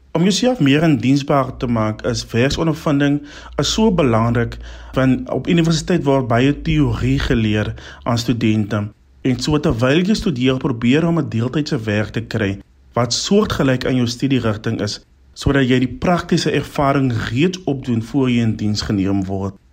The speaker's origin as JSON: {"language": "Afrikaans", "town": "Albertinia", "region": "Western Cape", "country": "South Africa", "said": "ek is van Albertina in die Suid-Kaap"}